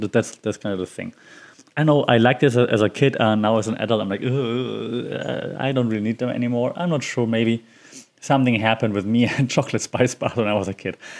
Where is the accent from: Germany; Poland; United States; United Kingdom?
Germany; Bavaria; English is a second language; I'm from Bavaria